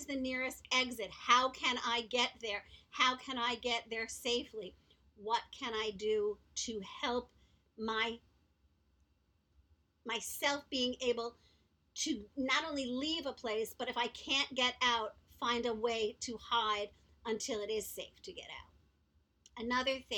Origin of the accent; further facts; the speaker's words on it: New York City, New York, United States; also born or lived in Long Beach, Long Island, New York; Growing up in Manhattan, I went to private school, and then I moved to Long Beach, Long Island, which is also a city. I went to public school there